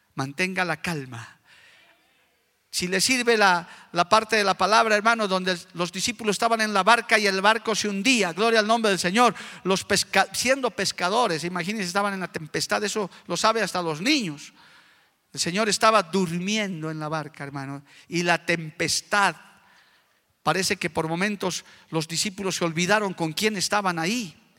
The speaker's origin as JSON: {"language": "Spanish", "country": "Bolivia", "said": "conozco mi tierra, sé cómo está mi país"}